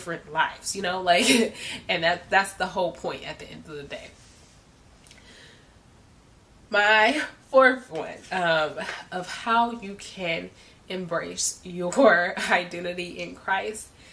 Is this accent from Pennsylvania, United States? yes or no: no; Compton, California, United States; I came from Compton, literally had nothing, you know, like I grew up in the lowest of lows